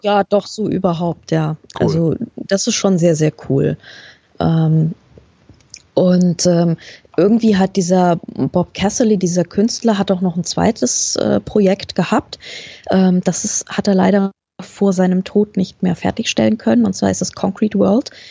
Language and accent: German; Germany; accent: German; ich hab so konsequent meinen deutschen Akzent raushängen